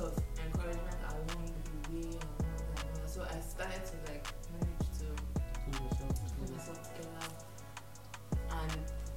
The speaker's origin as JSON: {"language": "English", "region": "Lagos", "country": "Nigeria", "tie": "born or raised there", "said": "I've been in Lagos all my life."}